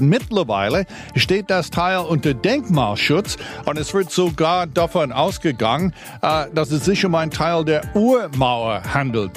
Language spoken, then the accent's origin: German; United States; now in Berlin, Germany